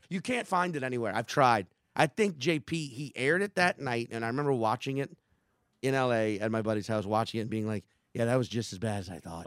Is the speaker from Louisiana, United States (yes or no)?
yes; New Orleans, Louisiana, United States; I'm a New Orleanian